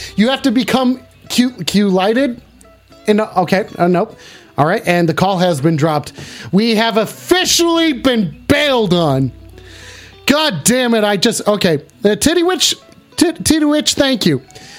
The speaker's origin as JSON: {"language": "English", "country": "New Zealand", "said": "Yeah, dude, I was born in New Zealand. I'm a Kiwi, baby. Right, I'm just a simple Kiwi."}